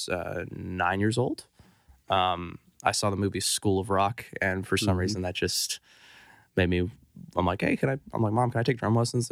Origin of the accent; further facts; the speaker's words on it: Santa Barbara, California, United States; now in Nashville, United States; I'm from Santa Barbara, California. I was born there in 98